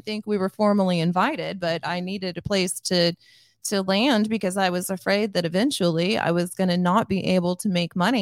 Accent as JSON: {"language": "English", "town": "Grandview", "country": "United States", "tie": "born or raised there"}